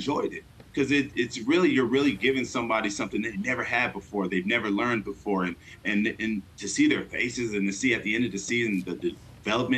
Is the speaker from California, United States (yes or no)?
yes; Fontana, California, United States; moved away as an adult; also born or lived in Newport Beach, California; now in San Diego, United States; I grew up in Fontana